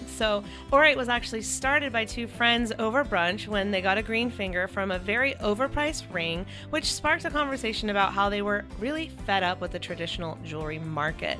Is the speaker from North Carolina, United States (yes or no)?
yes; North Carolina, United States; now in California, United States; I'm the girl from North Carolina that moved to California